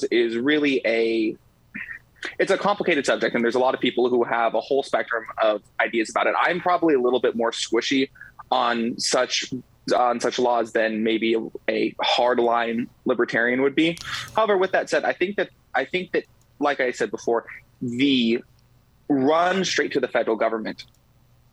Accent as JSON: {"language": "English", "town": "Los Angeles", "region": "California", "country": "United States", "said": "I come from Los Angeles, California"}